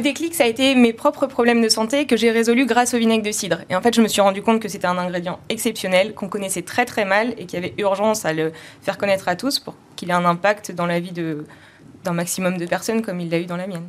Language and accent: French; Normandy, France; en Normandie, on est normand